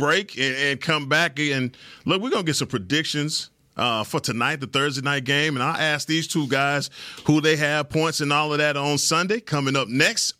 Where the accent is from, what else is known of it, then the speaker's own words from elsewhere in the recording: Dallas, Texas, United States; I'm a DFW guy